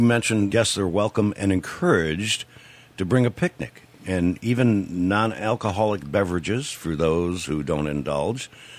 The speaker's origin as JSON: {"language": "English", "town": "Detroit", "region": "Michigan", "country": "United States", "tie": "born or raised there", "said": "And I grew up in Detroit, and outside of Detroit, in Bloomfield Hills"}